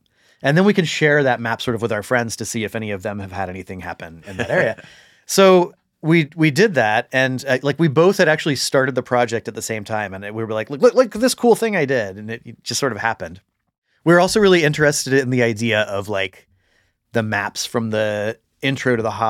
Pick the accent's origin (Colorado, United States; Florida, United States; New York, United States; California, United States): Florida, United States; St. Augustine; I grew up in St. Augustine, Florida, which, you know, a lot of people have heard of because they have the haunted lighthouse.